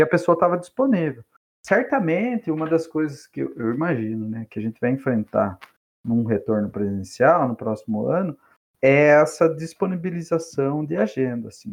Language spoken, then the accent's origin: Portuguese; Capão Bonito, São Paulo, Brazil; eu, que sou lá de Capão Bonito